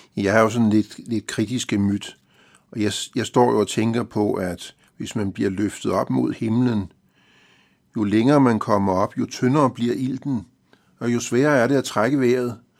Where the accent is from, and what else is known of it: Denmark